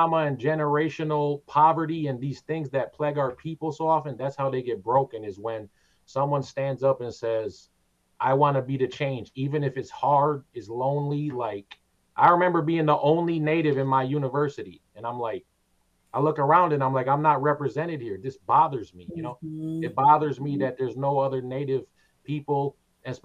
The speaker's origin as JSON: {"language": "English", "area": "Twin Cities", "region": "Minnesota", "country": "United States", "tie": "born or raised there", "said": "I grew up in the Twin Cities"}